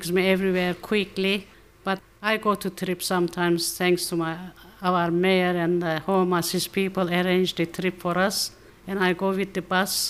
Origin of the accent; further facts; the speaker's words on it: Northern Cyprus, Cyprus; English is a second language; moved away as an adult; now in Australia; I am from Northern Cyprus